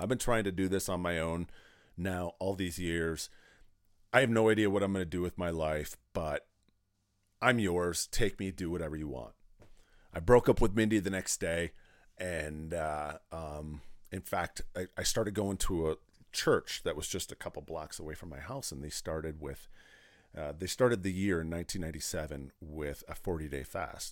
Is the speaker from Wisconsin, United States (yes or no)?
yes; Pardeeville, Wisconsin, United States; moved away; I grew up in South Central Wisconsin in a small town called Partyville. Pardeville